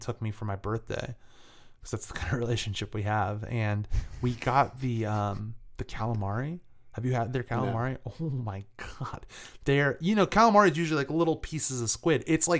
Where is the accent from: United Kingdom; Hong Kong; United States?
United Kingdom; England; I'm from England.